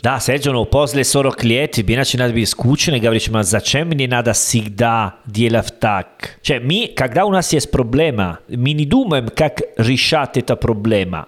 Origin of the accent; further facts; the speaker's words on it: Italy; Russian is a second language; Я из Италии